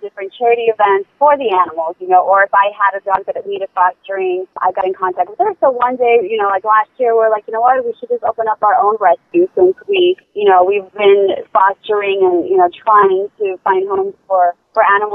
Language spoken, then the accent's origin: English; Poland; moved away; I was born in Poland